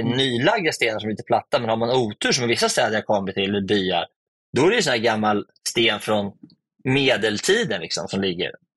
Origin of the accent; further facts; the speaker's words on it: Sweden; Hemma i Sverige